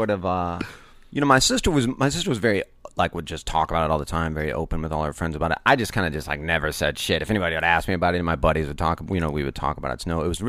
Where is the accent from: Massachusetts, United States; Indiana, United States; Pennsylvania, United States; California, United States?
Indiana, United States; Northwest; I grew up in the Midwest